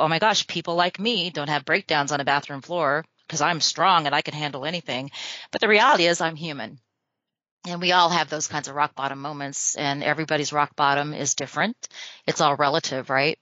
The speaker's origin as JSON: {"language": "English", "town": "Albuquerque", "region": "New Mexico", "country": "United States", "tie": "born or raised there", "said": "I'm from New Mexico. I grew up in Albuquerque"}